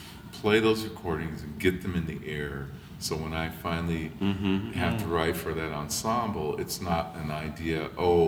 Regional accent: Los Angeles, California, United States; I grew up in Venice, California

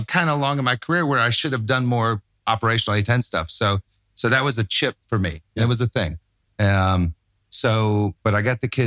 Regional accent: Tampa, Florida, United States; moved away; Tampa, which is my hometown

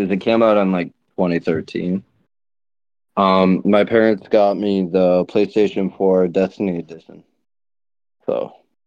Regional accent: Ontario, Canada; Ontario, Canada. Yeah, I'm Canadian, eh?

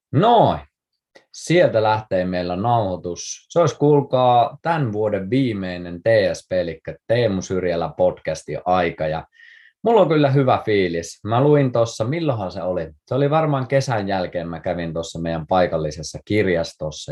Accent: Kuusamo, North Ostrobothnia, Finland; mä oon siis Kuusamosta kotoisin

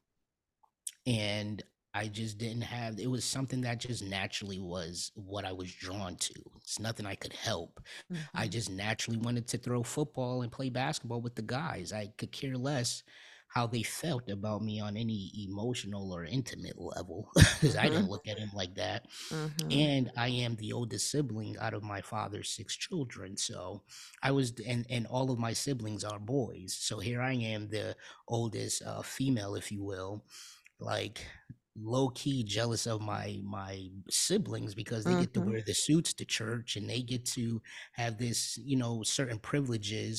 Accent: New Haven, Connecticut, United States; now in Atlanta, United States; I'm, born and raised in New Haven, Connecticut

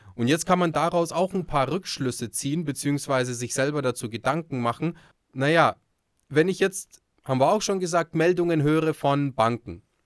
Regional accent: Bavaria, Germany; bei uns in Bayern

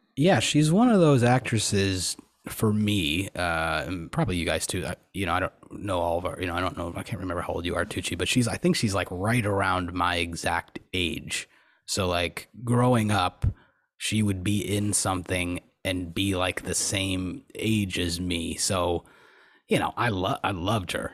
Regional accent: Buffalo, New York, United States; Growing up in Buffalo

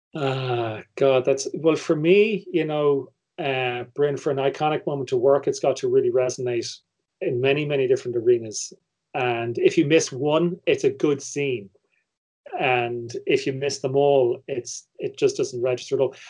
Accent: Ireland; me as an Irish viewer

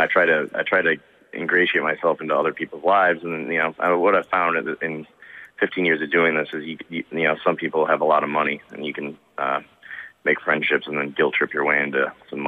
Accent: Detroit, Michigan, United States; I grew up in the Detroit suburbs.

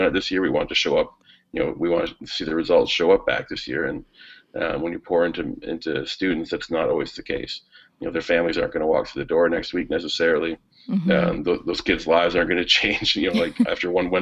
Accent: Sarnia, Ontario, Canada; I grew up in Sarnia, Ontario, right on the shores of Lake Huron

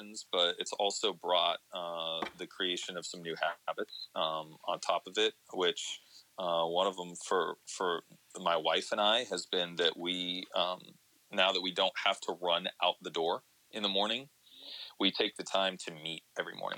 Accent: Columbus, Ohio, United States; moved away as an adult; also born or lived in East Coast; now in Seattle, United States; I was working in local radio in Columbus, Ohio, which was my hometown

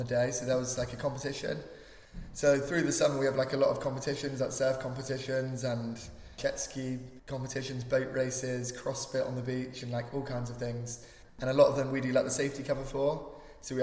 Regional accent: Newquay, South West England, United Kingdom; growing up in Newquay

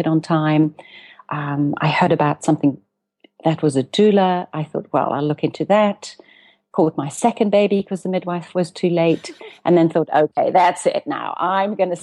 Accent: South Africa; also born or lived in Cape Town; now in Amsterdam, Netherlands; I'm a South African and I live between Amsterdam and Cape Town, 6 months each.

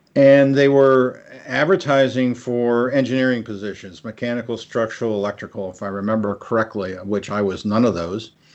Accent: Pennsylvania, United States; moved away as an adult; also born or lived in Washington, D.C. / Palo Alto, California / Los Angeles, California; growing up in Pennsylvania

